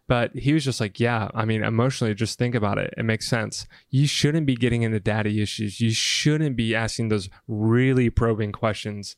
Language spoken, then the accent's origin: English; the South, United States; moved away; I came from the South